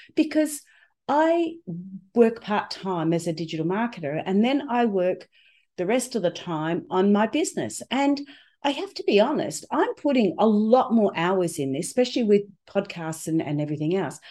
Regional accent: Australia; I'm from Australia with this strange accent

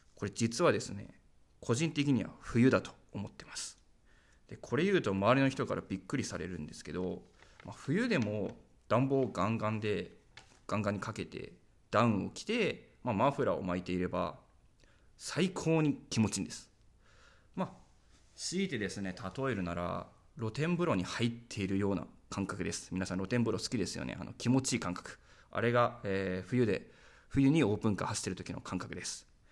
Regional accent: Ageo, Saitama, Japan; moved away as an adult; now in Minamiminowa, Japan; 生まれも育ちも埼玉県なのに地方移住したの

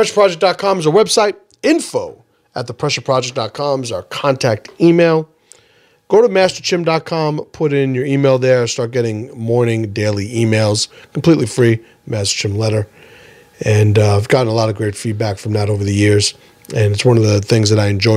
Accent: New York City, New York, United States; growing up in the Bronx

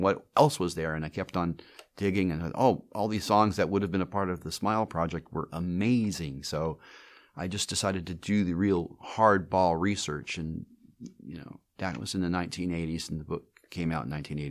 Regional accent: Pasadena, California, United States; Well, I was born in Pasadena, California, and my parents had moved out from New York City.

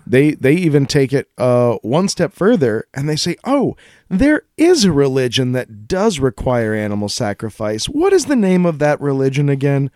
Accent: Colorado, United States; I grew up in Colorado

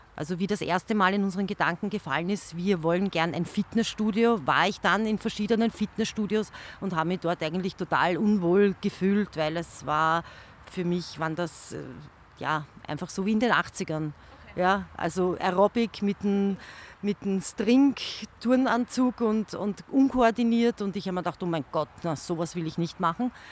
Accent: Langenzersdorf, Lower Austria, Austria; ich bin eine gebürtige Langenzersdorferin

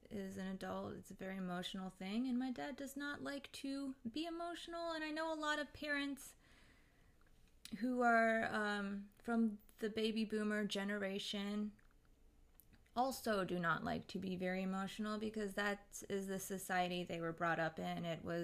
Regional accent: India; I'm from India. I am new here.

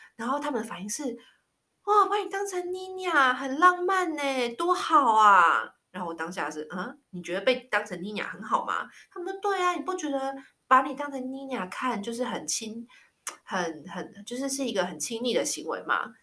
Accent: Taiwan; moved away; 我小时候在台湾，我印象超深刻的，我小六的时候啊，就是在小学嘛，然后在台湾的小学

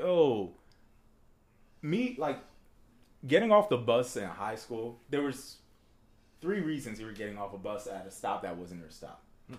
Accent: Bridgeport, Connecticut, United States; Because I was from Bridgeport.

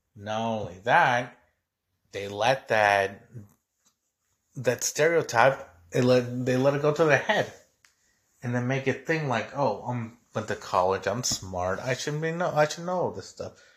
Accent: Mexico; now in United States; as a Mexican. And keep in mind, I got naturalized, so I'm a U S citizen

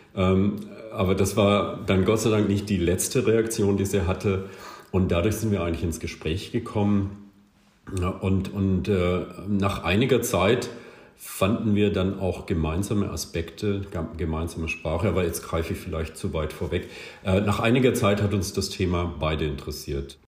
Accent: West Germany, Germany; ich komme aus Westdeutschland, als Westdeutsche

